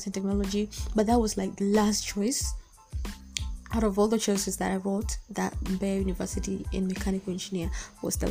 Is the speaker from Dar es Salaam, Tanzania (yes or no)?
yes; Dar es Salaam, Tanzania; also born or lived in Mbeya; we should just consider schools that we know here in Dar. And also I was really scared of like going out of Dar to study